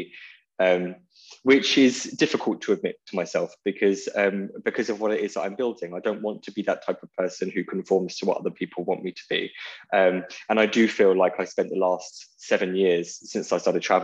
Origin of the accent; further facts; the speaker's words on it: Portsmouth, South East England, United Kingdom; moved away as an adult; I grew up in Portsmouth until I was 21.